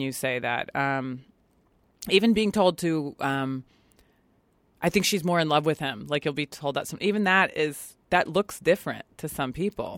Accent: Virginia, United States; moved away as an adult; also born or lived in Washington, D.C. / Brooklyn, New York; now in Los Angeles, United States; where I grew up in Virginia and then Washington, D C

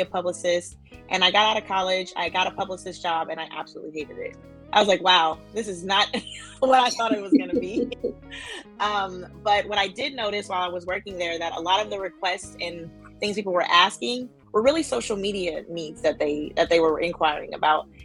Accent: Oakland, California, United States; moved away as an adult; now in Los Angeles, United States; growing up in Oakland, um, my family all at, were in the nonprofit space

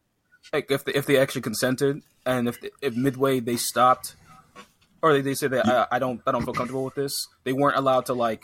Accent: Jamaica; I'm Jamaican

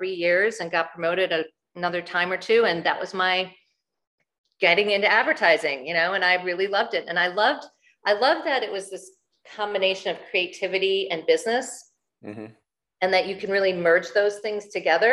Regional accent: Chicago, Illinois, United States; I grew up in Chicago

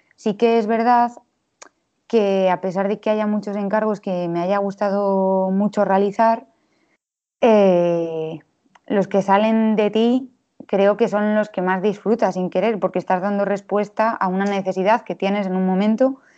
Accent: Valladolid, Castile and León, Spain; nací en Valladolid en 1996

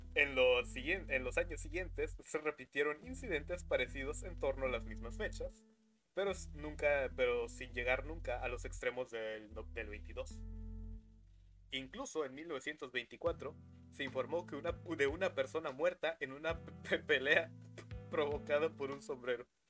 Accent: Mexico; aquí en México no se pedía Halloween porque somos mexicanos

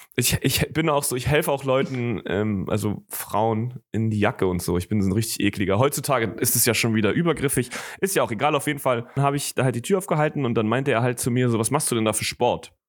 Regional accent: Germany; ich komme aus, ähm, ich komme aus Deutschland

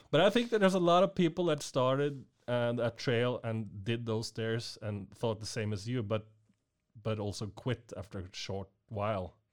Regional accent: Norway; I came from Norway

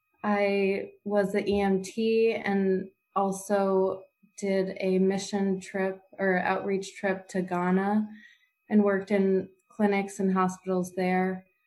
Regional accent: Middletown, Connecticut, United States; I'm from Middletown, Connecticut.

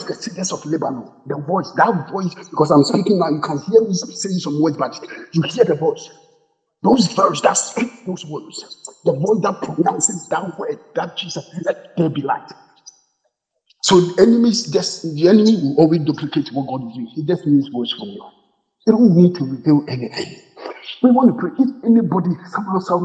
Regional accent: Ghana; I'm a Ghanaian, those of us from Ghana

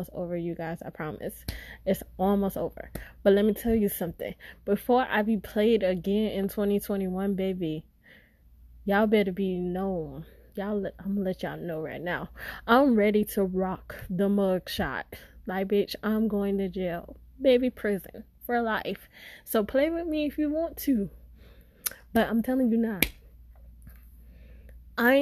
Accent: Florida, United States; also born or lived in St. Petersburg, Florida; I'm from Florida

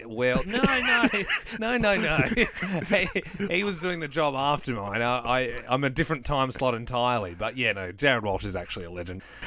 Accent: Adelaide, South Australia, Australia; moved away as an adult; to move back to our hometown of Adelaide

